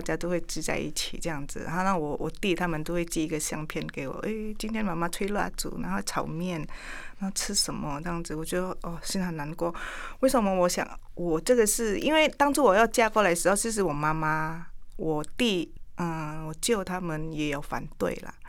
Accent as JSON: {"language": "Chinese", "country": "Indonesia", "second_language": "Chinese", "moved": "as an adult", "lives_now": "Taiwan", "said": "我们印尼那边吃的东西是比较，口味比较重哦"}